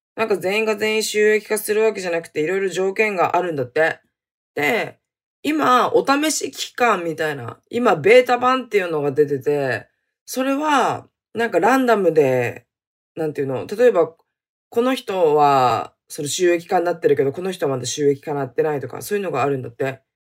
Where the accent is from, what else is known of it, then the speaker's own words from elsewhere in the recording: Hokkaido, Japan; 北海道出身